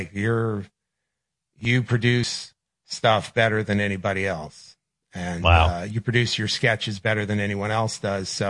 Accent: New York, United States; I grew up in New York

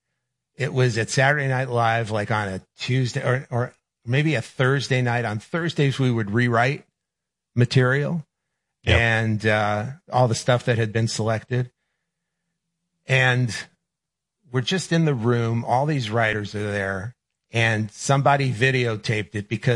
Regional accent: New York, United States; I grew up in New York

